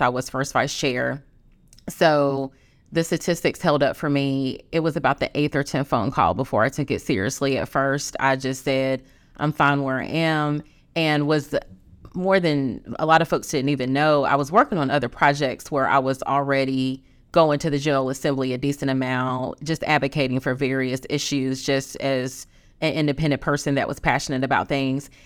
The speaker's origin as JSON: {"language": "English", "town": "Greensboro", "region": "North Carolina", "country": "United States", "tie": "born or raised there", "said": "being born and raised in Greensboro"}